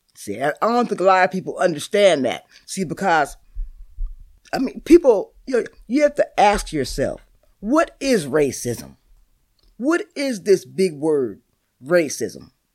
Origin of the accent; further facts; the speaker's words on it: Seattle, Washington, United States; I've been in Seattle my whole life. I was born here.